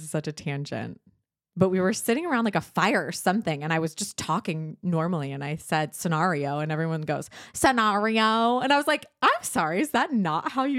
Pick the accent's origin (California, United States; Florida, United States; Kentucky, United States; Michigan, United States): California, United States; I don't know. I'm from Southern California. There's no accent there.